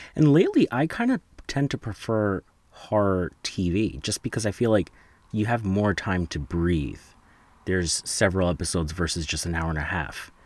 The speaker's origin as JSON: {"language": "English", "region": "New Jersey", "country": "United States", "said": "I'm from New Jersey"}